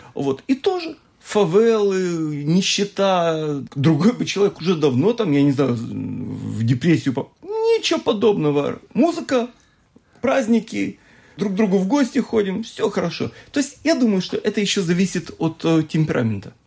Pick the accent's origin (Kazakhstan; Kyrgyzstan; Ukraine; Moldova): Moldova; я сам родом из Молдавии